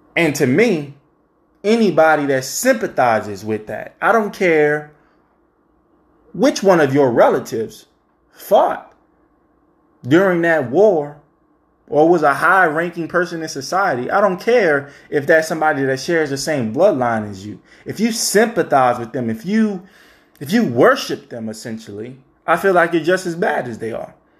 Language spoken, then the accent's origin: English; the South, United States; who were born and raised in the South